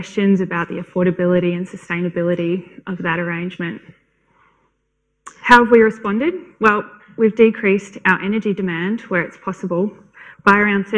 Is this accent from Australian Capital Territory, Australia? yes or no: yes; Canberra, Australian Capital Territory, Australia; I'm from Canberra